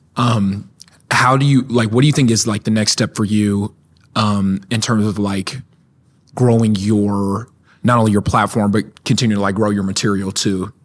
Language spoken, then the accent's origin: English; Norman, Oklahoma, United States; we're from Norman